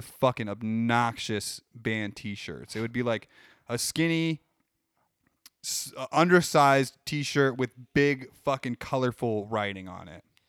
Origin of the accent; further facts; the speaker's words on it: Midwest, United States; We're from the Midwest